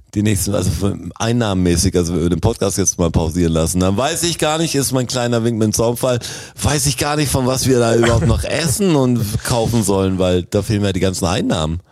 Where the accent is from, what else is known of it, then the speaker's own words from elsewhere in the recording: Germany; als Deutscher